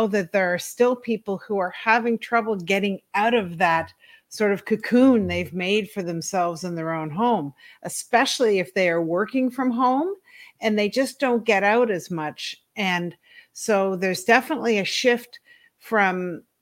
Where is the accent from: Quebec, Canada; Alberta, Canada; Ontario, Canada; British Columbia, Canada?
Ontario, Canada; also born or lived in East Coast, Canada; I was born in Ontario in Canada, and I lived with both my parents until I was 8